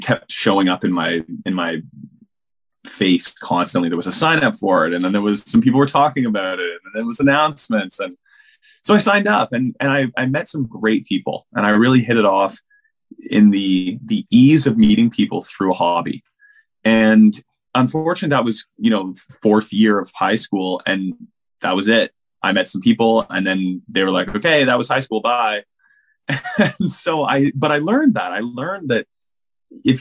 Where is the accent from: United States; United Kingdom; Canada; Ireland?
Canada; I grew up in Canada in a town, you know, just outside of a small city, basically.